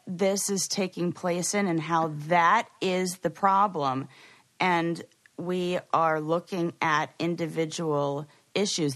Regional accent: Los Angeles, California, United States; LA, but I was born and raised there. I did not move there.

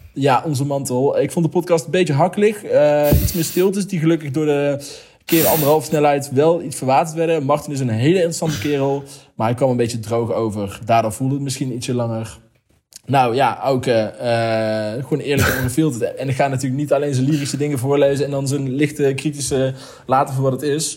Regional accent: Heesch, North Brabant, Netherlands; Ik kom uit Hees, dat ligt onder Os.

